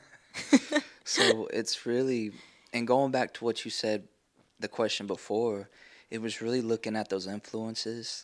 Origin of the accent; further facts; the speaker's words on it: Amarillo, Texas, United States; now in Sherman, United States; I'm from Amarillo, Texas. Uh, but I, have lived in Sherman longer